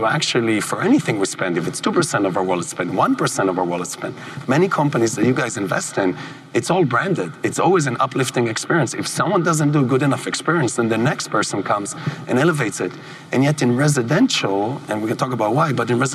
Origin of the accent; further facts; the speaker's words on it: Israel; moved away; where I grew up in Israel